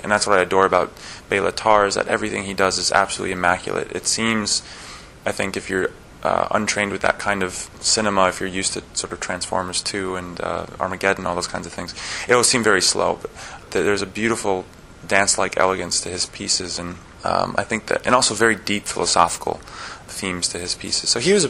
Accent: New York, United States; also born or lived in Florida; I'm originally from New York and South Florida, so I can't say I'm a country boy, but I did grow up around horses all the time.

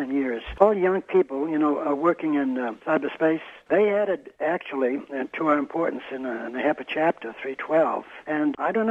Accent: Boston, Massachusetts, United States; moved away; also born or lived in Texas; I grew up in Brighton, Massachusetts. That's a suburb of Boston

